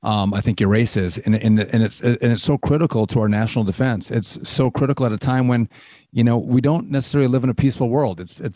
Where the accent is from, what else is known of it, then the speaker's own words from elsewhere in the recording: Wisconsin, United States; also born or lived in New Jersey; I'm Wisconsin through and through. It's like I bleed Badger.